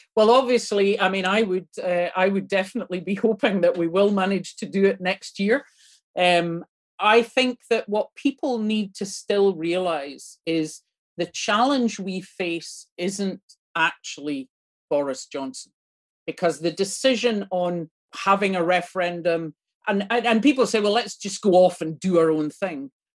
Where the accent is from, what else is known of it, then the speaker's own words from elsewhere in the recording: Ireland; now in Scotland, United Kingdom; as an Irish person